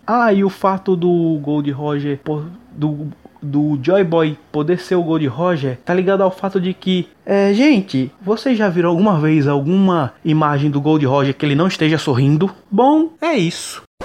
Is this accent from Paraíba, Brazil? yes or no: yes; João Pessoa, Paraíba, Brazil; sou de João Pessoa na Paraíba